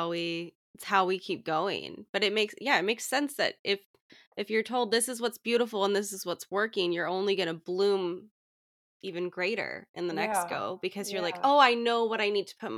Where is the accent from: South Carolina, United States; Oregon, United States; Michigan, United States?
Oregon, United States; Portland; I mean, I'm from Portland, and I don't know how any of my family members still live up there, because it's just like, you know, gloomy 75% of the year.